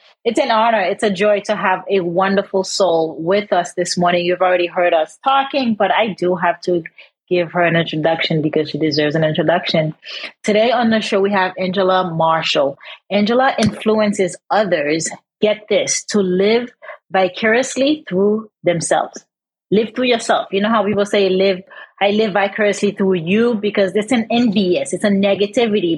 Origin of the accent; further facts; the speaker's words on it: Haiti; moved away; We're from Haiti.